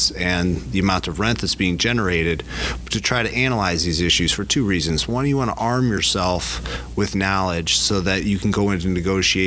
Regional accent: DeKalb, Illinois, United States; I grew up with Rob in DeKalb, Illinois

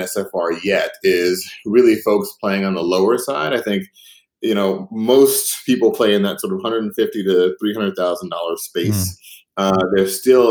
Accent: Chicago, Illinois, United States; I grew up on the South Side of Chicago.

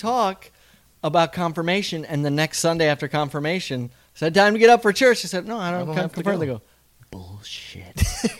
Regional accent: Midwest, United States; moved away; where we grew up in the Midwest.

